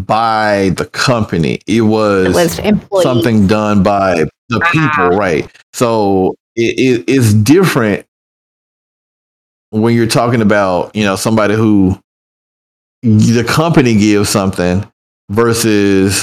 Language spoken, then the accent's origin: English; Memphis, Tennessee, United States; moved away; I'm from Memphis